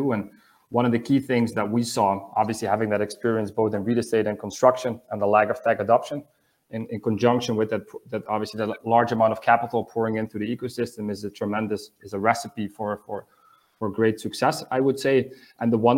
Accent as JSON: {"language": "English", "town": "Amsterdam", "region": "North Holland", "country": "Netherlands", "also_born_or_lived": "Asia / South America / United States", "moved": "as an adult", "said": "I'm actually originally from the Netherlands, so from Amsterdam"}